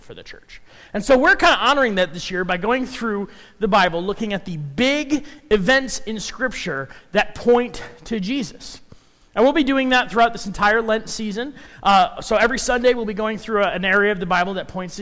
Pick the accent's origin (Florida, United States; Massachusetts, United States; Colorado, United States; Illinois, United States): Illinois, United States; Chicago; also born or lived in Minnesota; now in Council Bluffs, United States; I grew up in Chicago. I moved from there to Minnesota.